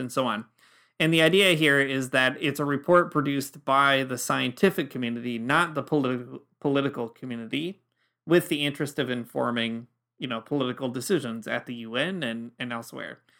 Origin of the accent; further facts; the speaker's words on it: Michigan, United States; now in Ontario, Canada; I grew up in Michigan